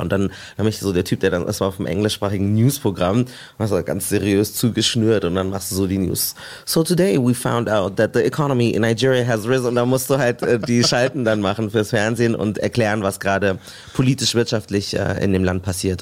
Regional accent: Munich, Bavaria, Germany; moved away; ich komme ursprünglich aus München und habe da meine Ausbildung gemacht

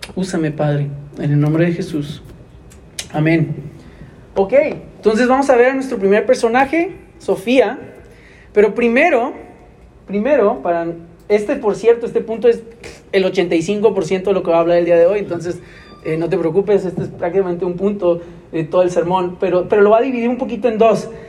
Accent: Monterrey, Nuevo León, Mexico; yo soy de aquí, de Monterrey, pero yo recuerdo la primera vez que tuve que dejar mi casa vivir aquí mismo en la ciudad

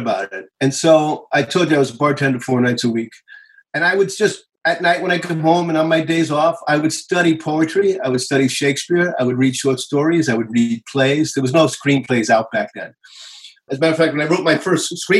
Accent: New York City, New York, United States; moved away as an adult; also born or lived in Los Angeles; I was born and raised in New York.

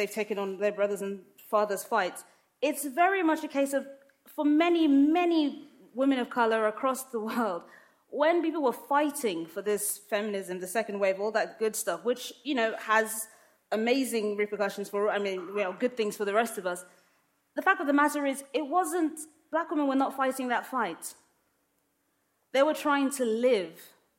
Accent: London, United Kingdom; also born or lived in Lagos, Nigeria; I grew up in London and in Lagos, in Nigeria. My family is Muslim. I'm clearly a black woman. I'm clearly of African descent.

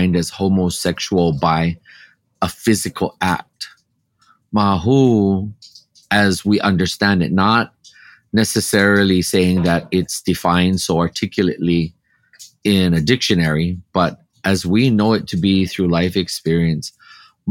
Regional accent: Hawaii, United States; As a Kanaka, as a native Hawaiian here in my homeland

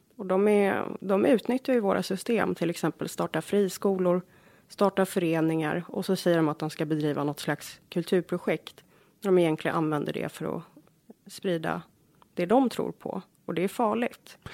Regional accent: Jordbro, Stockholm County, Sweden; also born or lived in Australia / Bromma; now in Järfälla, Sweden; jag växte upp i Jordbro. Det är en förort söder om Stockholm

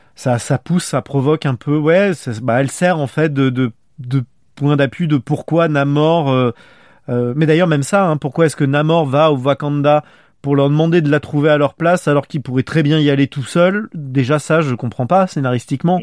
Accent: France; accent: French accent (in English); j'assume d'avoir un accent français

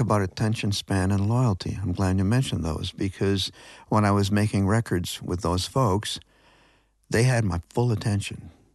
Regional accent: Grand River, Ontario, Canada; near where I grew up on the Grand River

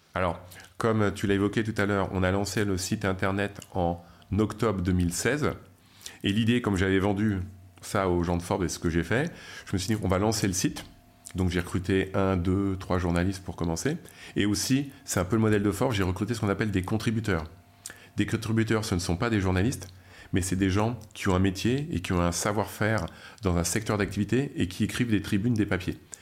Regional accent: France; accent: French; avec mon accent français

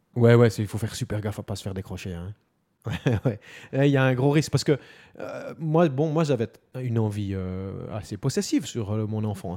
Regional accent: Neuchâtel, Switzerland; also born or lived in Fribourg canton; J'ai grandi et vécu dans le canton de Neuchâtel, dans des petits villages au bord du lac.

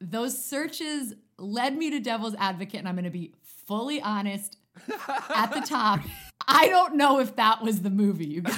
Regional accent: Maplewood, New Jersey, United States; I grew up in New Jersey, little town called Maplewood.

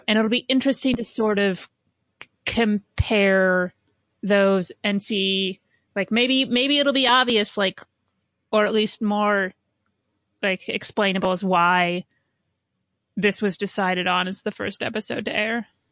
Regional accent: Indiana, United States; I grew up in Indiana

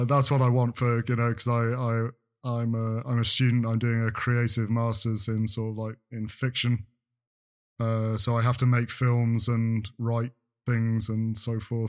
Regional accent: North Wales, United Kingdom; I grew up in North Wales

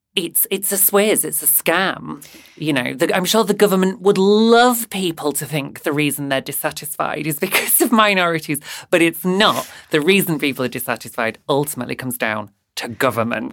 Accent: Bradford, Yorkshire and the Humber, United Kingdom; now in Brighton, United Kingdom; I'm from Bradford in West Yorkshire

